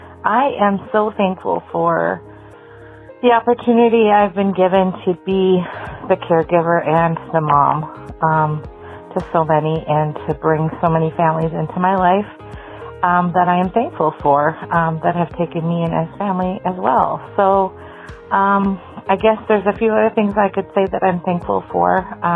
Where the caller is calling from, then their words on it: Minnesota, United States; I'm calling from Minnesota.